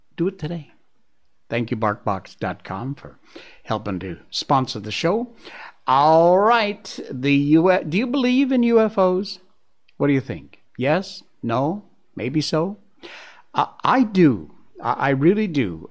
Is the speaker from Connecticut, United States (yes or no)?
yes; Cornwall, Connecticut, United States; I grew up in Cornwall, Connecticut, which is about as rural as you can get.